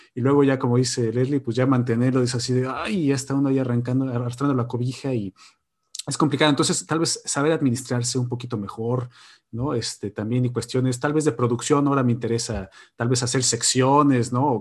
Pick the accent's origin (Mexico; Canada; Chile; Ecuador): Mexico; moved away as an adult; now in Borås, Sweden; yo soy el único mexicano aquí en Borosa